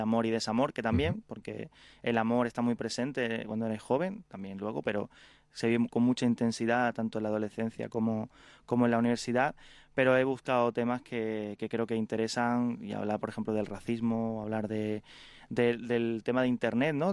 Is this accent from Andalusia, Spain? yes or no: yes; Carmona, Andalusia, Spain; moved away as an adult; also born or lived in Madrid; cuando llegaba de, de mi pueblo, de Carmona, eh, a una ciudad como Madrid.